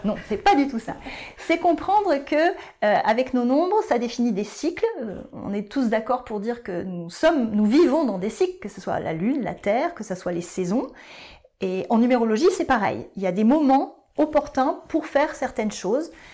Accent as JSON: {"language": "French", "town": "Bordeaux", "region": "Nouvelle-Aquitaine", "country": "France", "tie": "born or raised there", "also_born_or_lived": "Paris", "moved": "as an adult", "said": "je suis revenue sur Bordeaux, ma ville natale"}